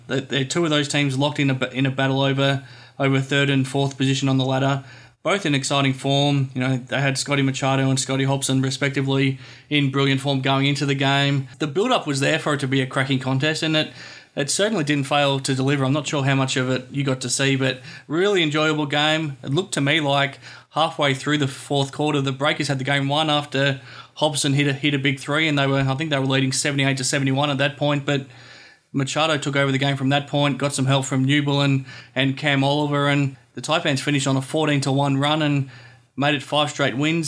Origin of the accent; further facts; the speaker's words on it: Australia; Growing up in Australia